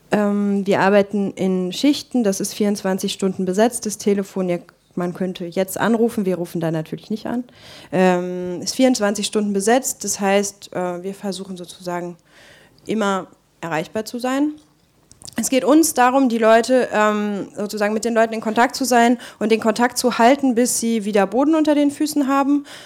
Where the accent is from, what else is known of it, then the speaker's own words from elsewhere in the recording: Germany; in Marokko arbeite nicht nur ich als Deutsche